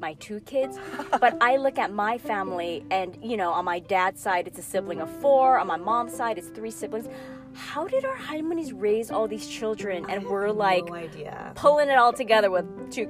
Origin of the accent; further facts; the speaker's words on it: Chicago, Illinois, United States; now in California, United States; I grew up in the Midwest in Chicago and it was just my parents and my brother and I because my dad's side of the family was all here in California.